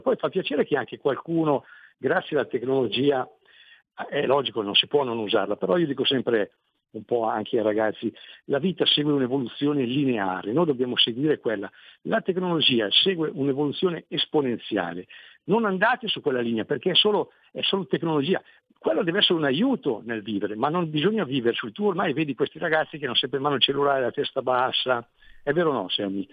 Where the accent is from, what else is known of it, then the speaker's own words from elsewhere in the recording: Lignano Sabbiadoro, Friuli-Venezia Giulia, Italy; io sono di Lignano